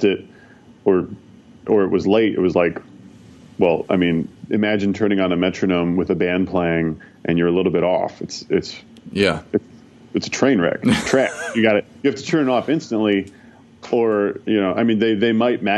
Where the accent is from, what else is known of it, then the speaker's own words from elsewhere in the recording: Bay Area, California, United States; also born or lived in San Francisco; I'm from the Bay Area, slightly outside of SF, just a little suburb nearby, but I've been born and raised Bay Area, and I've lived in San Francisco for the last 13 years